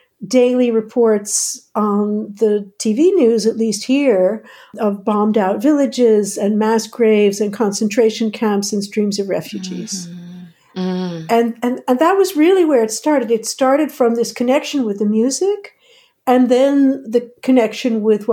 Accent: outside of New York, United States; moved away as an adult; now in Netherlands; I grew up outside of New York

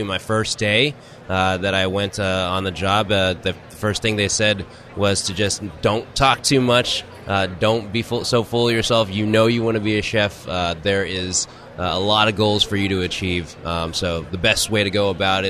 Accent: Houston, Texas, United States; I'm originally from Houston

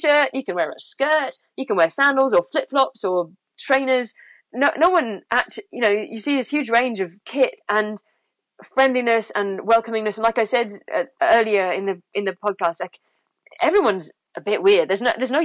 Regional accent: London, United Kingdom; moved away; I was born in London and I hate it.

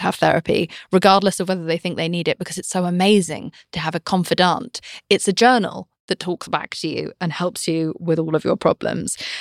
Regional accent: United Kingdom; I'm British

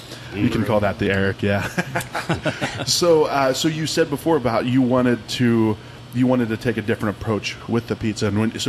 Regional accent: Ohio, United States; moved away; where I grew up in Ohio

